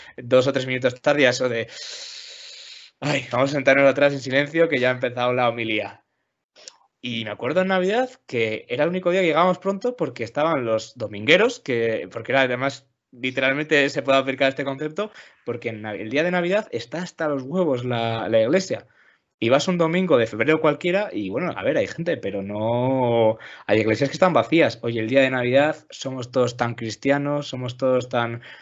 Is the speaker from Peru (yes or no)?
no; León, Castile and León, Spain; also born or lived in Asturias; nací en León y soy de León